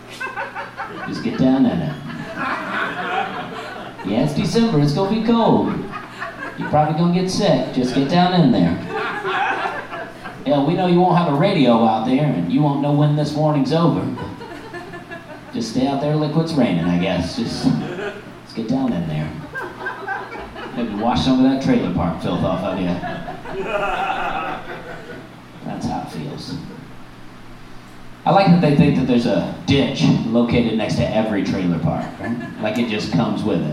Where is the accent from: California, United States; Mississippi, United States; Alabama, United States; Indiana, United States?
Alabama, United States; moved away; I grew up in Alabama. That's where I'm from, Alabama